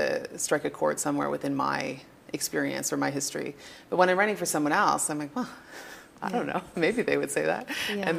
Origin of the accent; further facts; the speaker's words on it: Toronto, Ontario, Canada; I'm from Toronto. Toronto? Yes, born and raised.